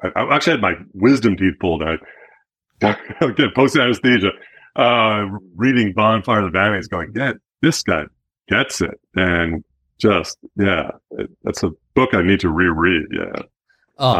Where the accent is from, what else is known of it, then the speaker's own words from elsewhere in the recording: New York City, New York, United States; moved away as an adult; now in Western Massachusetts, United States; I'm from New York City originally